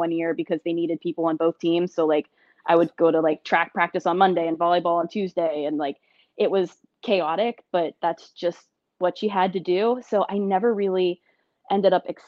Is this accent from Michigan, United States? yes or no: no; Blairsville, Pennsylvania, United States; moved away; also born or lived in Pittsburgh, Pennsylvania; I grew up in a small town, Blairsville, Pennsylvania, shout out, which pretty much nobody's heard